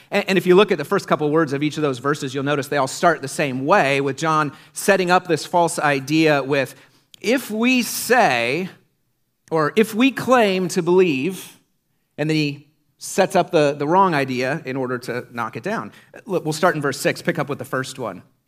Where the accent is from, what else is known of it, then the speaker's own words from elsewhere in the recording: Iowa, United States; When I was a kid growing up in Iowa in the nineties